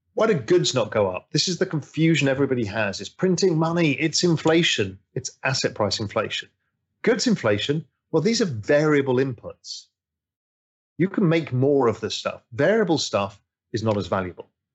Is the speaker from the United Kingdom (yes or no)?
yes; England, United Kingdom; I'm English